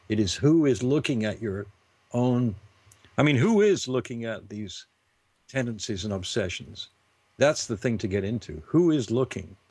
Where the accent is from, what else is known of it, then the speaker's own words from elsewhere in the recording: United Kingdom; being British